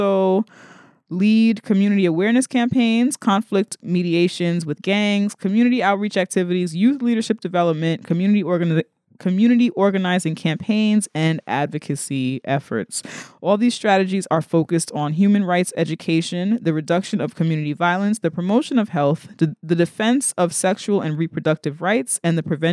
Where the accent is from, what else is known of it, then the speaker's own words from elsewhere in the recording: New York City, New York, United States; I'm from the Bronx